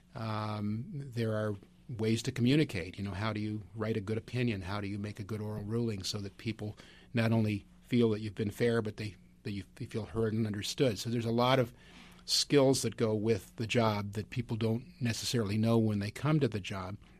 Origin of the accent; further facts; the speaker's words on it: Northern California, United States; I'm from Northern California